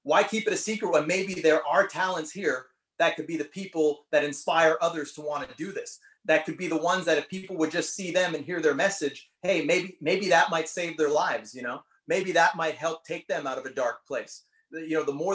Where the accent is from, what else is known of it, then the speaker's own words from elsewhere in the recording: Canada; being Canadian